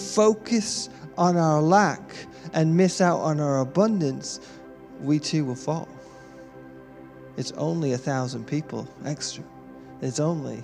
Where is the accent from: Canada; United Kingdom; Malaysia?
United Kingdom; being British born